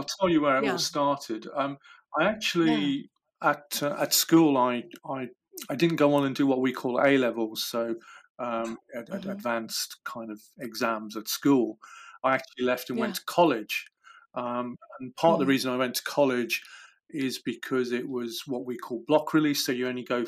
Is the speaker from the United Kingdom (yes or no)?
yes; Midlands, United Kingdom; where I was brought up in the Midlands, we were only 2 hours from Wales